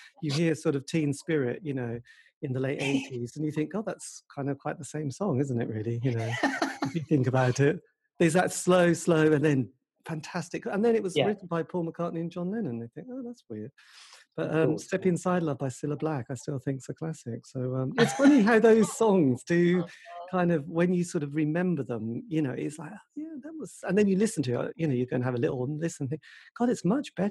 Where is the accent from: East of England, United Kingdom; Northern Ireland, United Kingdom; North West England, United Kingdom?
East of England, United Kingdom; East Anglia; I grew up in East Anglia